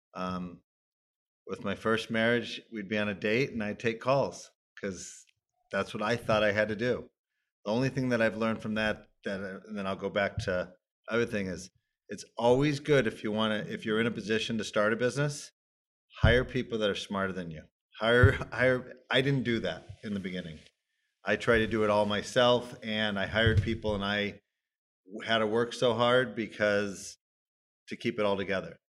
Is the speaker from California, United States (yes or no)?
yes; Los Angeles, California, United States; I grew up in Tarzana basically from age five